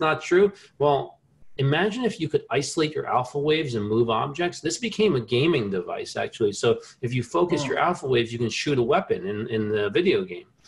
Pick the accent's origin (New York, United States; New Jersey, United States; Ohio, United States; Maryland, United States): New Jersey, United States; I grew up in New Jersey